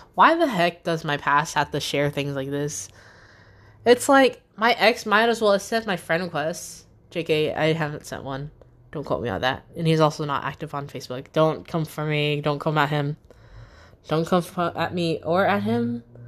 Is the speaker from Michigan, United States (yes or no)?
no; Newport News / Hampton, Virginia, United States; I'm still here in Newport News and or Hampton